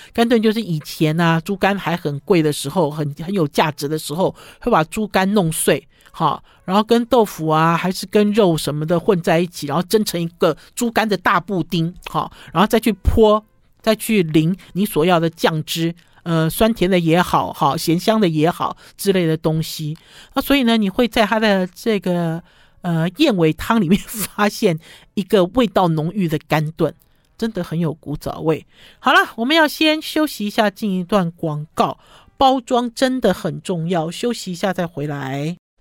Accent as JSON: {"language": "Chinese", "region": "northern Taiwan", "country": "Taiwan", "said": "它其实不是我们北部人习惯的炒羊肉的类型"}